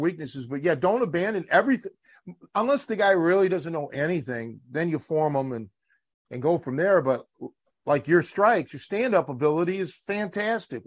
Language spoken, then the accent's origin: English; Cleveland, Ohio, United States; now in Chicago, United States; born and raised in Cleveland.